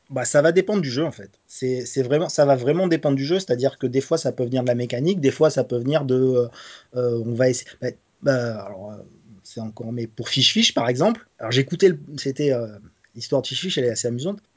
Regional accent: Nice, Provence-Alpes-Côte d'Azur, France

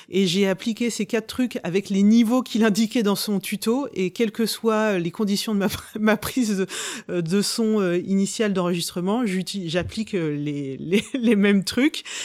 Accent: Rouen, Normandy, France; je suis de Rouen

